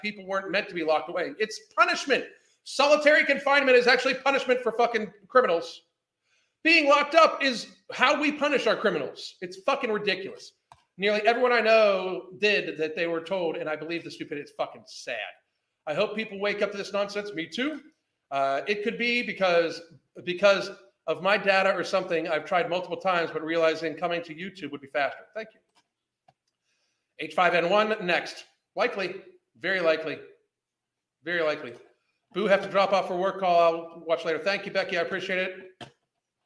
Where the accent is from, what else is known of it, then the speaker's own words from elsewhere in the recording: United States; I'm American